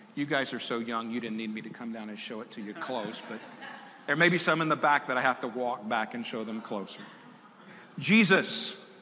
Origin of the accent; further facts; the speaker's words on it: Tidewater area of Virginia, United States; I grew up in the Tidewater area of Virginia.